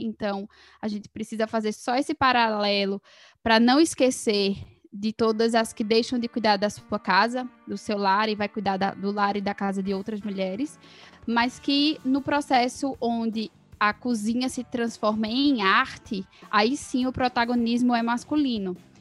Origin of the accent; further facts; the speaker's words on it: Caruaru, Pernambuco, Brazil; moved away; also born or lived in Ribeirão Preto / São Paulo; sou nascida, talvez, não sei se ela falou, em Ribeirão Preto, mas fui criada em Caruaru, então me considero caruaruense